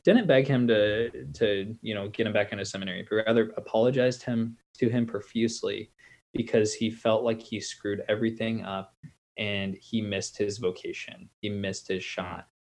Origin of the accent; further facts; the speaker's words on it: Lincoln, Nebraska, United States; I'm from Lincoln, Nebraska, and I'm a corn born kid